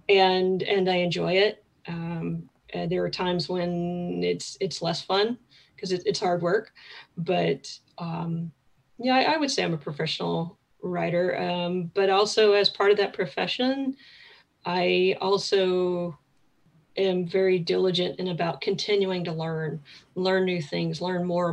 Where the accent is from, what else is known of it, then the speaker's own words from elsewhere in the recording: Picayune, Mississippi, United States; moved away as an adult; also born or lived in Metairie, Louisiana / Kenner, Louisiana; now in Maine, United States; that's where I went from fourth grade through high school. So spent a good chunk of time in Mississippi